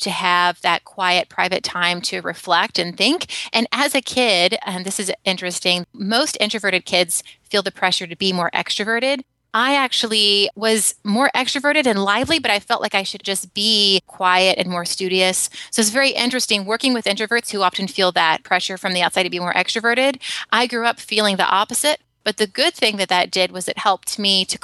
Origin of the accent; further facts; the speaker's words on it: Alabama, United States; now in San Francisco, United States; I grew up in Alabama. I now live in San Francisco